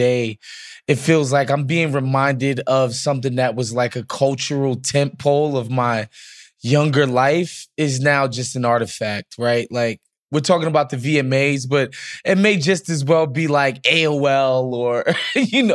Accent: New York, United States; as somebody who was born and raised in New York

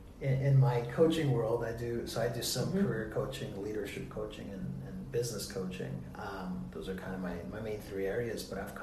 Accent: New York, United States; As a New Yorker here, I believe you.

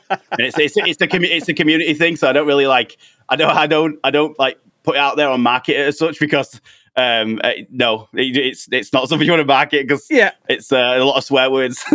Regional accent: United Kingdom; us uh, United Kingdom guys

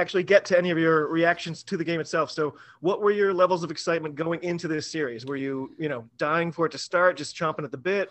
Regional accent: United States

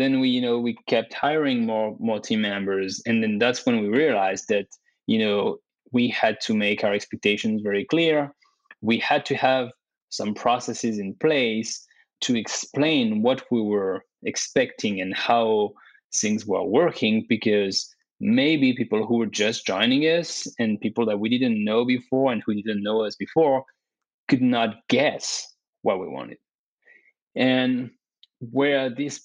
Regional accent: France; also born or lived in Dubai / Canada; now in United States; I was born and raised in France.

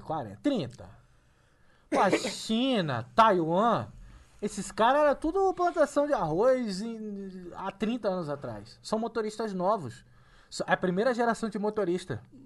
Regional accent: Rio de Janeiro, Brazil; now in São Paulo, Brazil; sou carioca

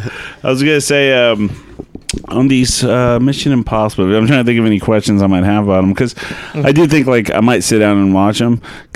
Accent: Arlington, United States; I'm from Arlington, and we had some pretty trashy theaters compared to now.

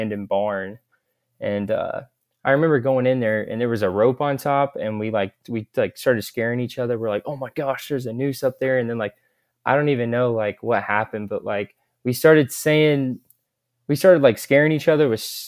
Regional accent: Kansas City, Missouri, United States; I'm from Kansas City, Missouri.

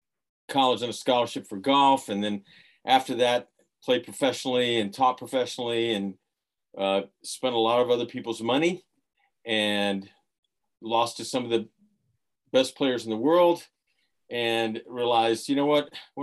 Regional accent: Florida, United States; So mainly grew up in Florida.

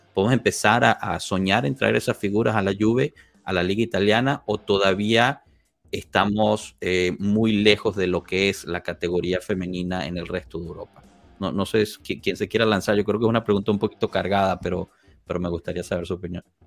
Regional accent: Guatemala; Yo soy de Guatemala

